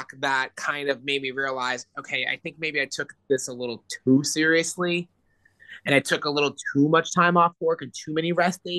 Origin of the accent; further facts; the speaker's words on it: Orlando, Florida, United States; I'm from Orlando, which is more of a urban area, but I live in a northern part of Orlando